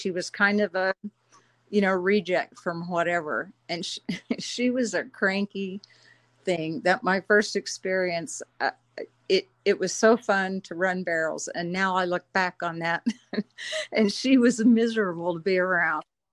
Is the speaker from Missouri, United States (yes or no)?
no; Slippery Rock, Pennsylvania, United States; I grew up in Western Pennsylvania, a little town